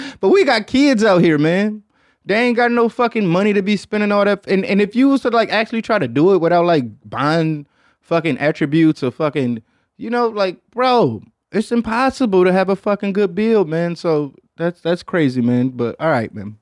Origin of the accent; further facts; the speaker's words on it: Detroit, Michigan, United States; So shouts out to my hometown